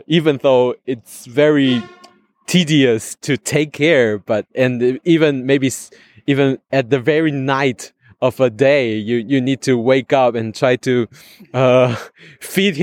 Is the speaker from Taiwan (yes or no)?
yes; Taiwan; from Taiwan